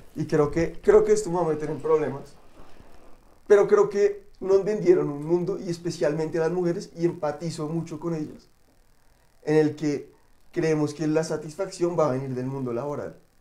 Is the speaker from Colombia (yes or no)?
yes; Colombia; como sociedad colombiana